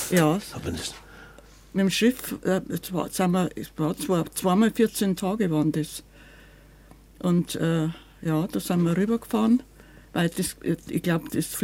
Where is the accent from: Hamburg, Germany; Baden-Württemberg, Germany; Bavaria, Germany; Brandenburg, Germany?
Bavaria, Germany; Munich; Wenn man gesagt hat, wir sind aus Bayern, was? Bayern? Wenn man gesagt hat, wir sind aus München, ah, Oktoberfest.